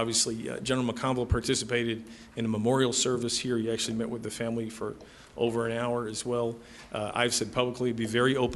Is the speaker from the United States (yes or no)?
yes; Chicago, Illinois, United States; moved away; I'm from Chicago. This is where I grew up, my family